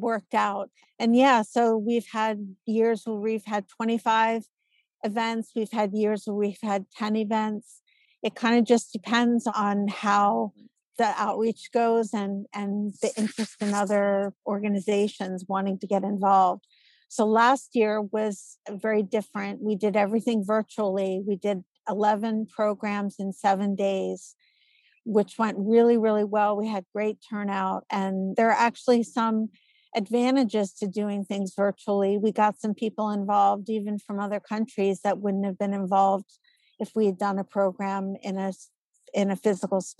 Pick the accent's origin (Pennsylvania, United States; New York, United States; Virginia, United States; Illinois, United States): Pennsylvania, United States; Philadelphia; I'm born and raised in Philadelphia and Philly's my town